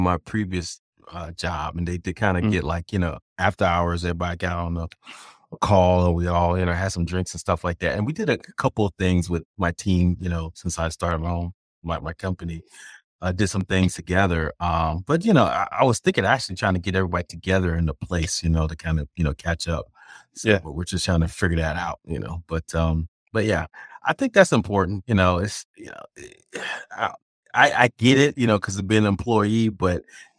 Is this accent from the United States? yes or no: yes; California, United States; I grew up in California, so Disneyland was always like that magical place you go